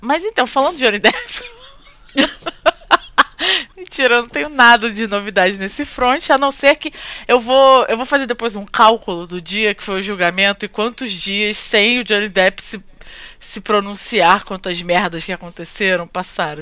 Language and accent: Portuguese; Rio de Janeiro, Brazil; moved away as an adult; now in Japan; Praça Sans Pena, tipo, lugar onde eu cresci